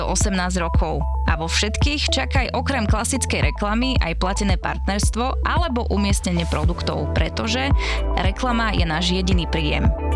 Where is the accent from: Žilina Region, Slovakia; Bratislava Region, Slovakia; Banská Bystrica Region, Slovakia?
Bratislava Region, Slovakia; Bratislava; ja som z Bratislavy z Lamača